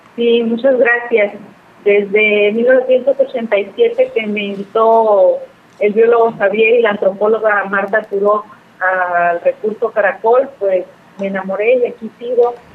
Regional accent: Mexico; somos mexicanos

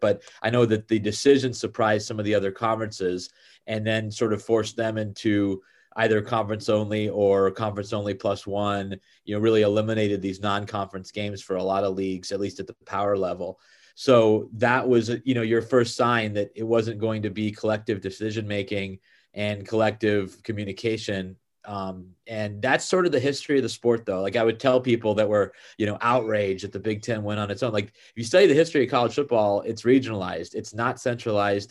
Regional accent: Bay Area, California, United States; I grew up in the Bay Area

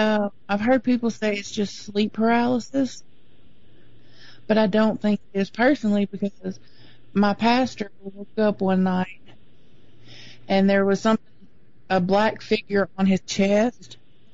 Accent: Arkansas, United States; I'm from Arkansas.

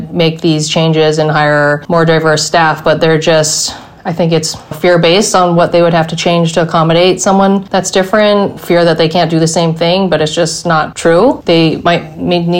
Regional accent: Hawaii, United States; also born or lived in Korea / New York; We live in Hawaii and we grew up in Hawaii

